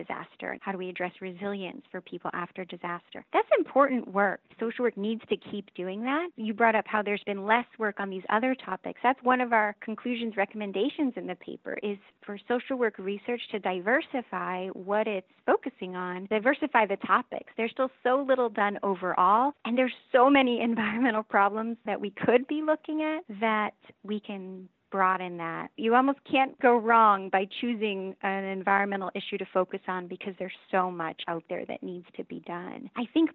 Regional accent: California, United States; moved away; I'm originally from California

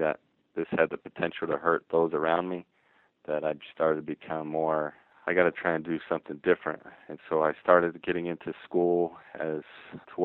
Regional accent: Ogden, Utah, United States; I'm from Ogden, Utah, and so it's not a place in the literature that's typically seen as where gangs are present.

